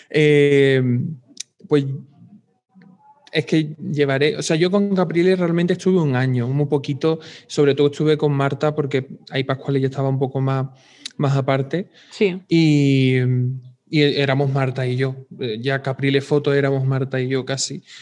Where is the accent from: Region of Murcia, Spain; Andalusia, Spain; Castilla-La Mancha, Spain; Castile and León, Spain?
Andalusia, Spain; Chiclana de la Frontera; moved away as an adult; now in Madrid, Spain; soy de Andalucía. Me encanta. Eh, de Chiclana de la Frontera.